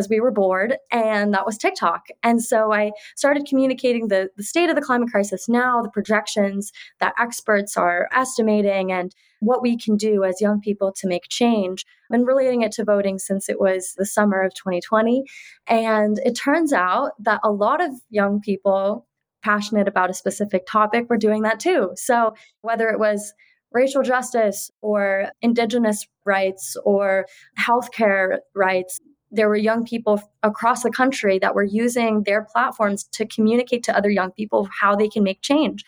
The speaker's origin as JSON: {"language": "English", "area": "Bay Area", "region": "California", "country": "United States", "tie": "born or raised there", "said": "I am born and raised in the Bay Area"}